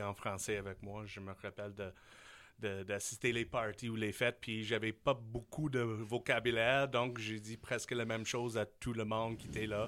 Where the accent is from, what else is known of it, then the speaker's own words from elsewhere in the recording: Saskatchewan, Canada; French is a second language; moved away as an adult; also born or lived in Switzerland / Taiwan; now in Quebec, Canada; je suis un gars de la Saskatchewan